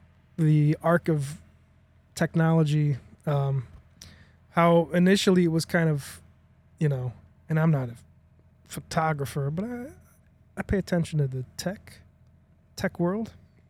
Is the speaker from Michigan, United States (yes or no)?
no; Chicago, Illinois, United States; Yeah, we're from Chicago.